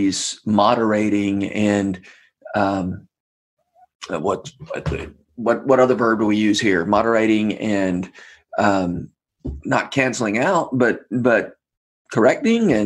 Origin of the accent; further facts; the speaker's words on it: Georgia, United States; when I was growing up in Georgia